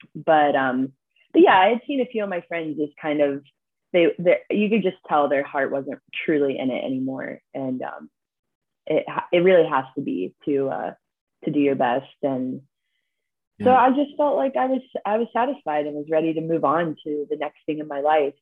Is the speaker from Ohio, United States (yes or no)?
yes; Columbus, Ohio, United States; I grew up in Columbus, Ohio